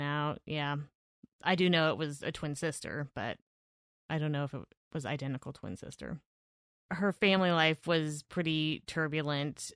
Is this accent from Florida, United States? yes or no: no; Evanston, Washington, United States; I was born in Evanston